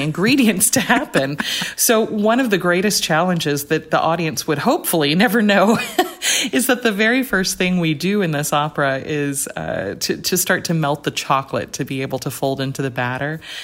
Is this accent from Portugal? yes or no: no; Rome, Georgia, United States; I was at a small liberal arts college in my hometown called Shorter College